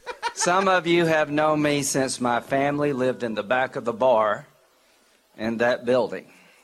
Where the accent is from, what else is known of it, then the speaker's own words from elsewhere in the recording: Central, South Carolina, United States; Welcome to Central South Carolina. My hometown.